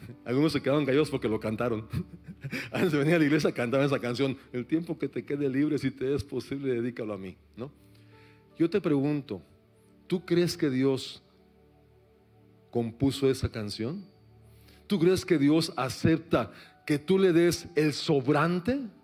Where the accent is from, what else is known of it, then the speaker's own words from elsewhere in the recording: Mexico City, Mexico; soy de la Ciudad de México